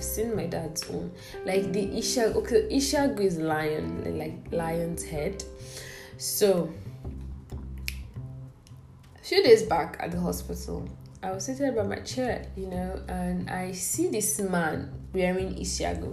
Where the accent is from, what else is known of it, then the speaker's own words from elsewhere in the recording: Abia, Nigeria; I'm from Abia State